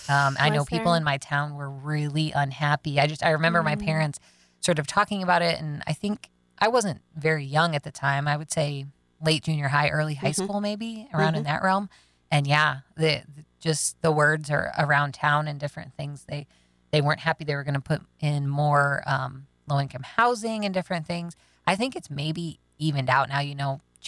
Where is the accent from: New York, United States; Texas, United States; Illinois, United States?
Illinois, United States; I grew up in a small Midwestern town, but I think the thing that helped, well, obviously my parents, they weren't necessarily subscribed to that, but I grew up not far outside of Chicago.